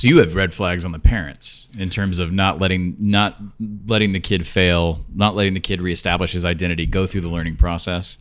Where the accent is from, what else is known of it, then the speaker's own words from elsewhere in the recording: Washington, District of Columbia, United States; I grew up in Washington, D C